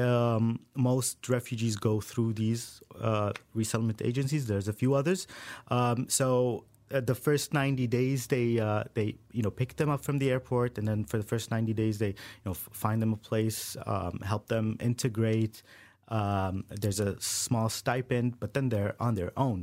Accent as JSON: {"language": "English", "country": "Saudi Arabia", "tie": "born or raised there", "moved": "yes", "said": "I grew up in Saudi Arabia"}